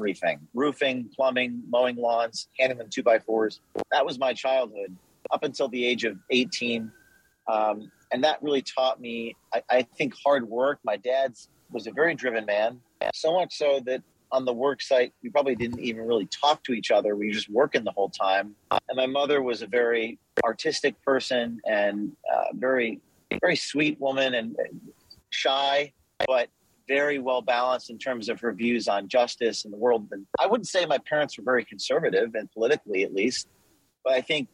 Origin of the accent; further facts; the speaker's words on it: Westwood, New Jersey, United States; I grew up in northern New Jersey, Bergen County, Westwood, New Jersey, which is just near New York City, suburbs of New York City.